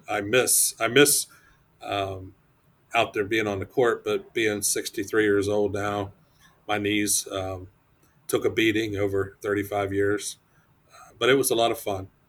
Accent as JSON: {"language": "English", "region": "Ohio", "country": "United States", "tie": "born or raised there", "also_born_or_lived": "Michigan", "moved": "as an adult", "lives_now": "Putnam County, Florida, United States", "said": "I'm originally from Ohio, uh, born and raised"}